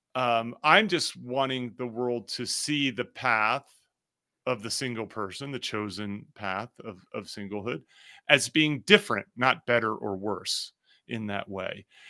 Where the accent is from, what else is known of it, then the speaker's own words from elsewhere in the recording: New Jersey, United States; now in Denver, United States; I grew up in New Jersey